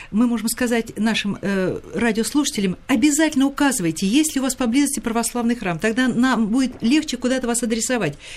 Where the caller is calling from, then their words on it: Murmansk, Murmansk Oblast, Russia; Я преподаватель из Мурманска.